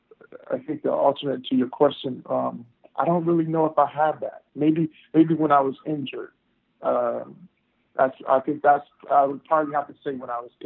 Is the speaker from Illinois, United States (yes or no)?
no; Texas, United States; growing up in Texas